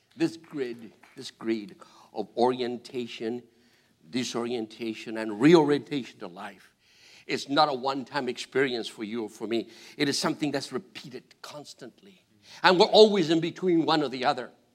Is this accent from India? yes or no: no; Argentina; English is a second language; moved away; I'm from Argentina.